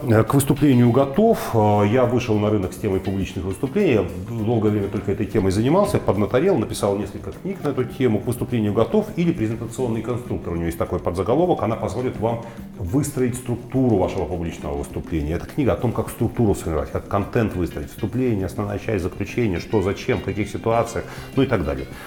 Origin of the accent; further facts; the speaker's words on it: Odesa, Odesa Oblast, Ukraine; moved away as an adult; now in Russia; Украина была страной, в которой я прожил э, с дошкольного периода до 33 лет всю вот важную часть моей жизни, когда я формировался